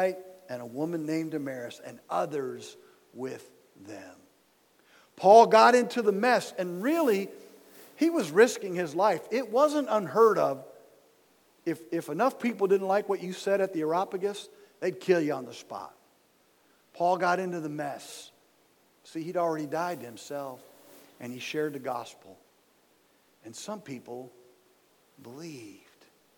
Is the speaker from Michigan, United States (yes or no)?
yes; Dearborn, Michigan, United States; moved away as an adult; now in Kentucky, United States; I was born and raised in Dearborn, Michigan